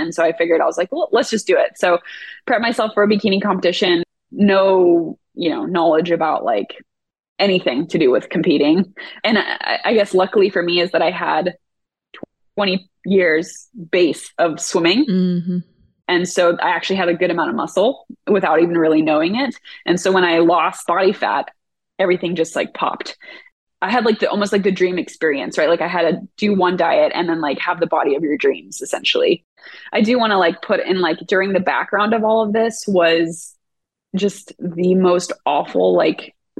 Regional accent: California, United States; also born or lived in Oregon; I grew up in California, lived in Oregon for the past 11 years, and then moved back down here recently.

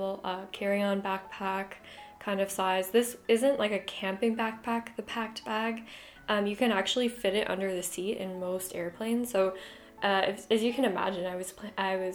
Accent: Tucson, Arizona, United States; my hometown of Tucson, Arizona.

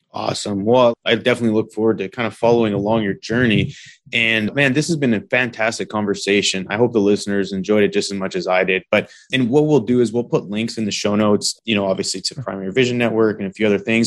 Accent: British Columbia, Canada; I grew up in British Columbia

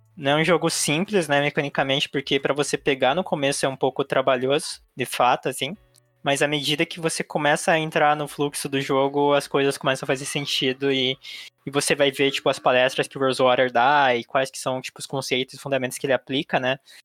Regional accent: Brazil; Eu sou asiática brasileira

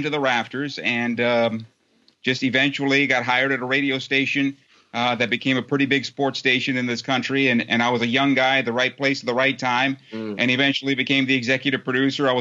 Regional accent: San Diego, California, United States; there was a satellite campus in my hometown of San Diego

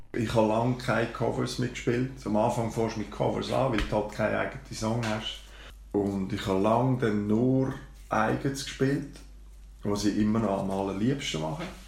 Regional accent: Baden, Aargau, Switzerland; Bin aufgewachsen und geboren in Baden, in der schönen Limmatstadt

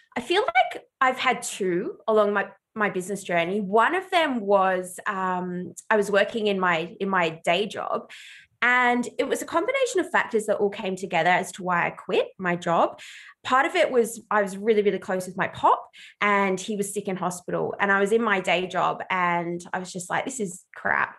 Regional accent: Ballarat, Victoria, Australia; I just did work experience everywhere in my hometown of Ballarat, which is regional Australia.

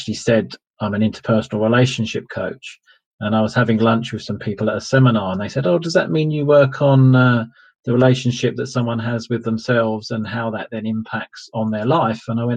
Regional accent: Ilford, London, United Kingdom; moved away as an adult; also born or lived in Essex; I grew up in a place called Ilford, which is in East London and on the Essex

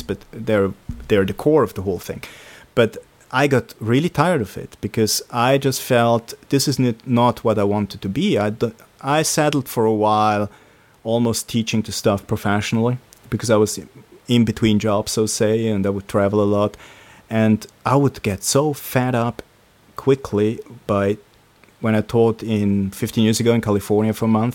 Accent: Switzerland; English is a second language; I'm from Switzerland, that's like... in Europe, in the center

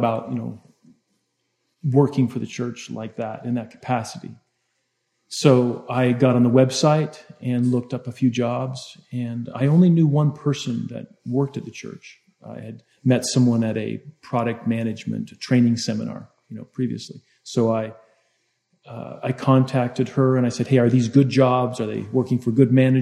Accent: United States; also born or lived in California; now in Utah, United States; I grew up in Utah, in California.

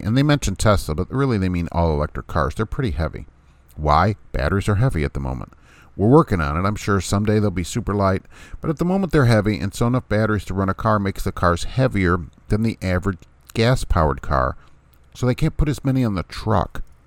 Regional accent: Jersey City, New Jersey, United States; New Jersey City, isn't that a nice place? I love it. That's my hometown

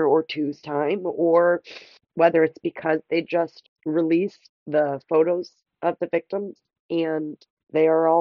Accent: United States

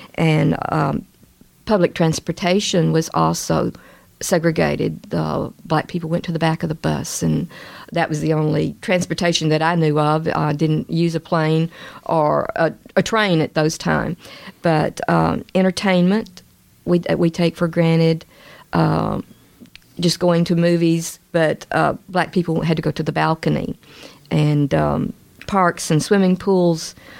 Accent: Little Rock, Arkansas, United States; born or raised there

